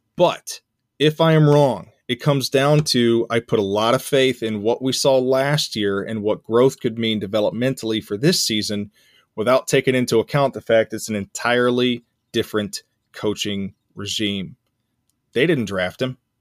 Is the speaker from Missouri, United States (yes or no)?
no; Central Arkansas, United States; I grew up in Central Arkansas